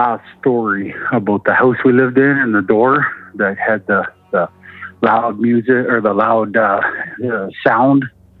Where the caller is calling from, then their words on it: Alberta, Canada; calling from Alberta.